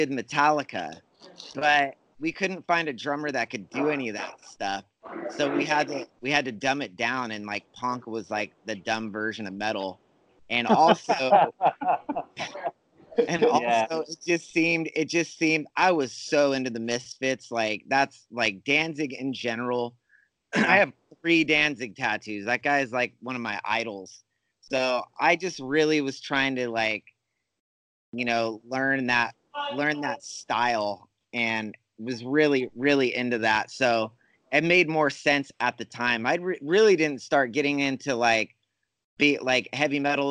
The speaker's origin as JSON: {"language": "English", "town": "Fresno", "region": "California", "country": "United States", "tie": "born or raised there", "said": "I'm born and raised in California."}